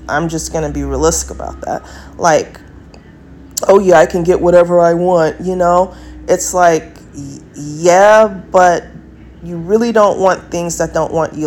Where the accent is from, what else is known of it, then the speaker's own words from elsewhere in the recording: United States; I'm American